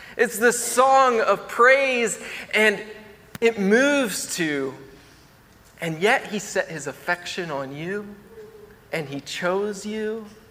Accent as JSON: {"language": "English", "region": "Maryland", "country": "United States", "moved": "yes", "said": "I'm from Maryland"}